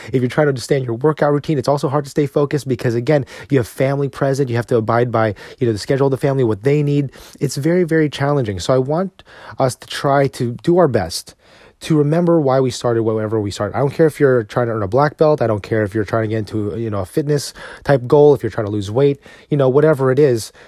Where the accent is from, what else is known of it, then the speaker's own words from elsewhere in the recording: New Jersey, United States; now in Texas, United States; Growing up in New Jersey